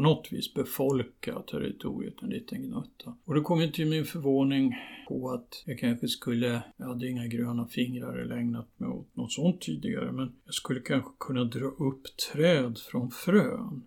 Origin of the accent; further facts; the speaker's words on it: Sweden; jag är visserligen född i Sverige